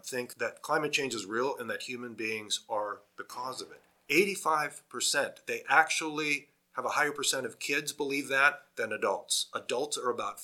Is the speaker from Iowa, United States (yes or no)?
yes; Iowa, United States; moved away; I'm from Iowa originally, which is a farming state in the US.